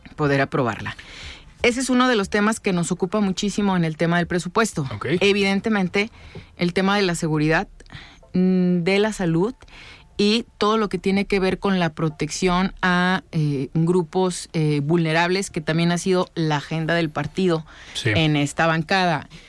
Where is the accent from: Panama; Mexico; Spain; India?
Mexico; Ciudad Guzmán, Jalisco; Yo soy del sur, soy de Ciudad Guzmán